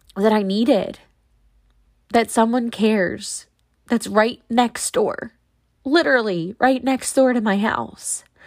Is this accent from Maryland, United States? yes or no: yes; Maryland, United States; moved away as an adult; now in Pennsylvania, United States; I am not from Pennsylvania where I live now. I'm from Maryland